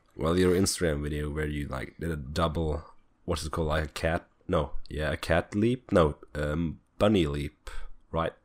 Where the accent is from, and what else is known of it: Norway; born or raised there